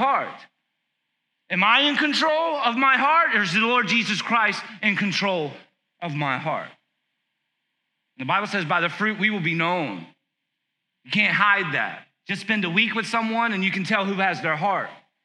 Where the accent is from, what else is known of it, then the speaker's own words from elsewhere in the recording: South Carolina, United States; I grew up in South Carolina watching WWF